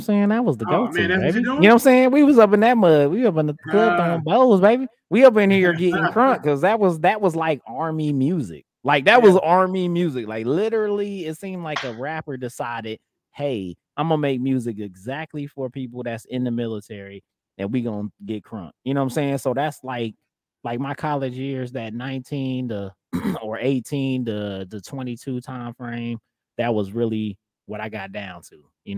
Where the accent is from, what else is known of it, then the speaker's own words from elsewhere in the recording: Midwest, United States; even though I'm from the Midwest